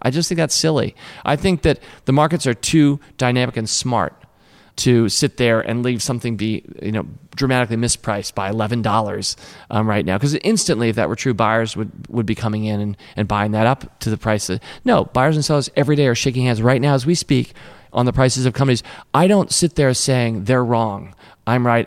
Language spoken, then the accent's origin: English; Washington, District of Columbia, United States; I grew up in Washington, D C. That's where Tom and I are from